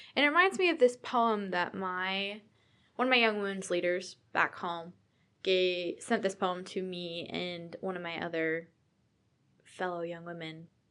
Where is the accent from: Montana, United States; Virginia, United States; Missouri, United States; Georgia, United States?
Virginia, United States; moved away as an adult; also born or lived in Utah; I am from Virginia